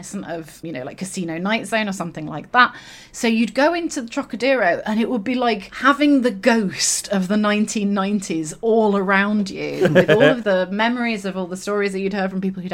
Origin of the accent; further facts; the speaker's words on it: Yorkshire and the Humber, United Kingdom; also born or lived in southwest London; now in London, United Kingdom; I grew up in West Yorkshire